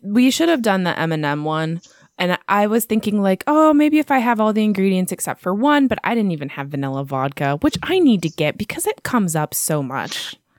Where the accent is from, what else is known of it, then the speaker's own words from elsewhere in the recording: United States; I'm American